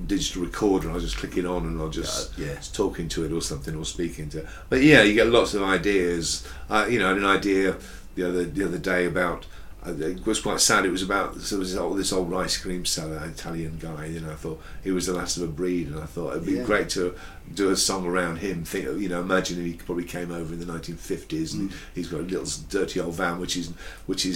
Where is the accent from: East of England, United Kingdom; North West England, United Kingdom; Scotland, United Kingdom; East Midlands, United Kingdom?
East Midlands, United Kingdom; Hinckley; moved away; also born or lived in Stoke-on-Trent / Atherstone / London / Borehamwood; I was born in Stoke, but we moved to a little place near Atherstone, which is on the Watling Street in the Midlands. Then when I was two, moved to Hinckley